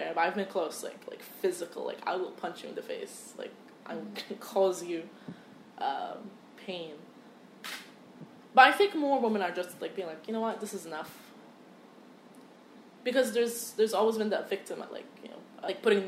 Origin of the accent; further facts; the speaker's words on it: Egypt; now in United States; I was like, from Egypt